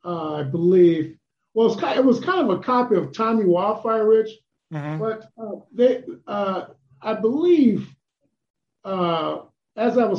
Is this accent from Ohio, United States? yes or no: yes; Ohio, United States; moved away as an adult; also born or lived in Boston, Massachusetts / Minnesota; I grew up in Ohio